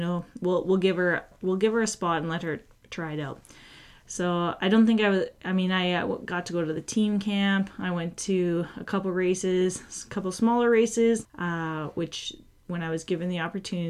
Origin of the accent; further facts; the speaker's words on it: Edmonton, Alberta, Canada; and then 2014, I got to compete in Edmonton. So I guess it would be my hometown world championship race.